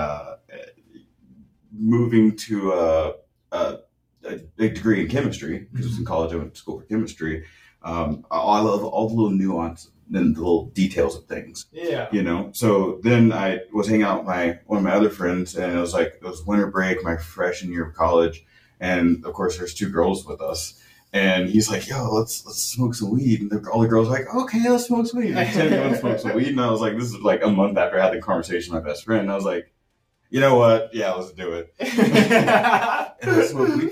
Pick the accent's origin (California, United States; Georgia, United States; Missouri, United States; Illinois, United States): Missouri, United States; Kansas City; I grew up in the Midwest and in Kansas City, Missouri